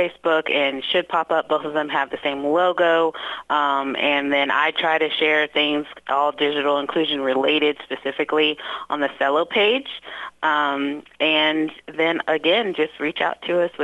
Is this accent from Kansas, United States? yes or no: no; Louisville, Kentucky, United States; moved away as an adult; now in Southeastern Indiana, United States; growing up in Louisville